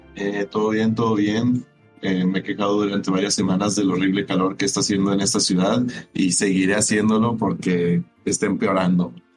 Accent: Ensenada, Baja California, Mexico; now in Monterrey, Mexico; soy de Ensenada

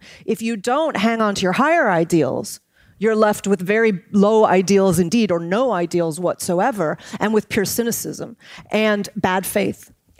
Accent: United States; now in London, United Kingdom; I am my American, and optimism is bred in my bone.

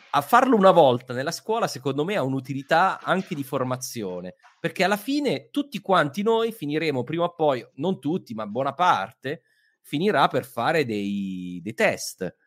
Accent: Southern Italy, Italy; io sono meridionale

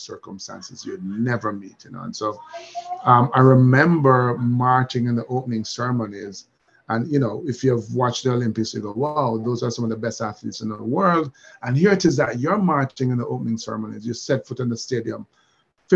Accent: Jamaica

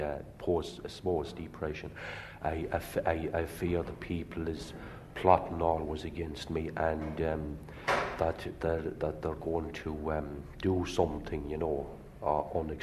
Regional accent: Leitrim, Connacht, Ireland; also born or lived in Birmingham; now in Dublin, Ireland; I'm from Leitrim, and I came here about 10 years ago. I came from Birmingham

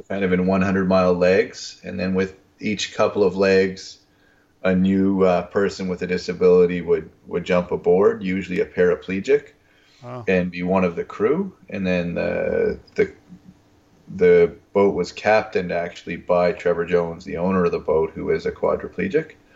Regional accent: Winnipeg, Manitoba, Canada; I'm from Winnipeg, which is in the middle of the pra- Canadian prairies

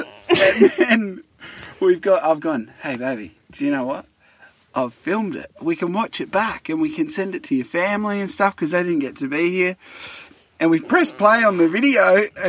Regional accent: Naracoorte, South Australia, Australia; I grew up in Narracourt.

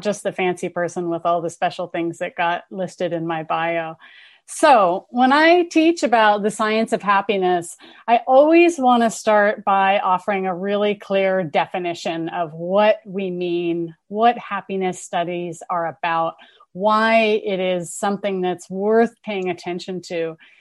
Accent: Berkeley, California, United States; I'm from Berkeley. I grew up here. I'm a townie.

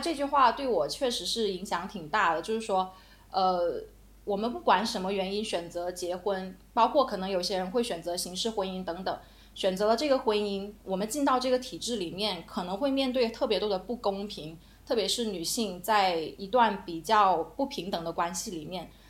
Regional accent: Guangdong, China; moved away; also born or lived in Beijing; 我是广东人

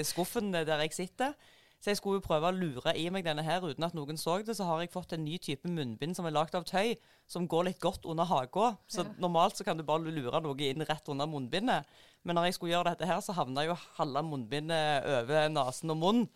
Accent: Jæren, Rogaland, Norway; moved away; Og så kom jeg meg ut ifra Jæren

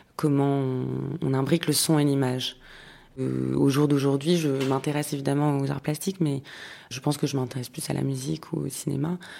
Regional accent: Paris, Île-de-France, France; J'ai grandi à Paris.

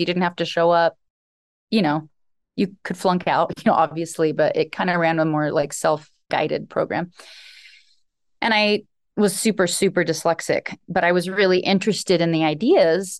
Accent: Alaska, United States; I grew up in Alaska. I was raised on a homestead by a single father.

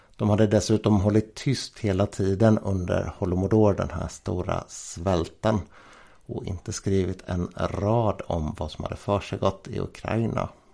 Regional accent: Jönköping, Jönköping County, Sweden; Jag är ju Jönköpingsbo och jag är född i Jönköping Sofia som församlingen heter

